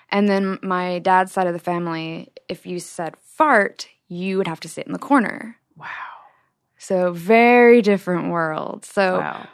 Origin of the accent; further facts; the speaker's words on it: Utah, United States; my background growing up in Utah